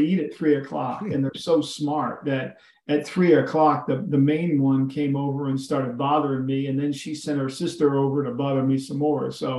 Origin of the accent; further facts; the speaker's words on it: New Jersey, United States; I grew up here in New Jersey and this is Eagle country or Cowboy country actually too.